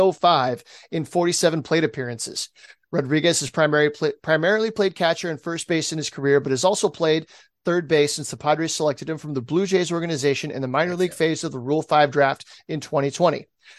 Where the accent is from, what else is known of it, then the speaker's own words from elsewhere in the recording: San Diego, California, United States; I'm from San Diego